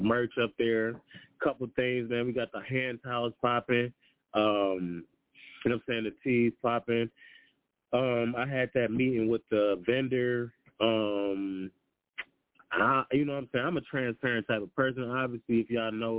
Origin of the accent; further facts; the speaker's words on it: Detroit, Michigan, United States; I'm from Detroit